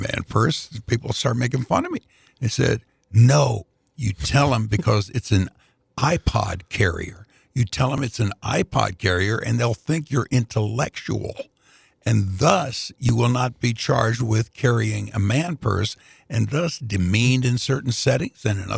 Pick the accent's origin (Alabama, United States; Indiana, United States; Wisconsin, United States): Indiana, United States; Indianapolis; I was working for WNAP Radio in Indianapolis at the time